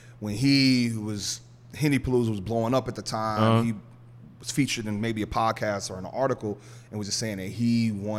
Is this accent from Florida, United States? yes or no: no; Chicago, Illinois, United States; now in New York, United States; obviously I'm not from New York, I'm a transplant. Anybody in New York can tell you he ain't from here. People who don't live there say, I sound like I'm from there now. I'm like, come on, I'm not from there. But I knew I had a network in Chicago